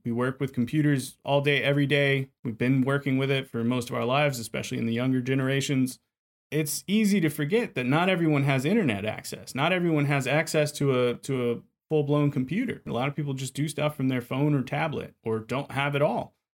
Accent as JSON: {"language": "English", "town": "Lafayette", "region": "Louisiana", "country": "United States", "accent": "Cajun", "said": "I'm from Lafayette, Louisiana, so the heart of Cajun country"}